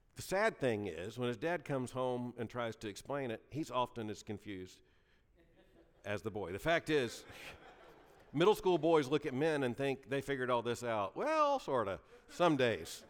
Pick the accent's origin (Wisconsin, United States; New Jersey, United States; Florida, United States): Florida, United States; Lakeland; moved away; The church I grew up in in Lakeland, Florida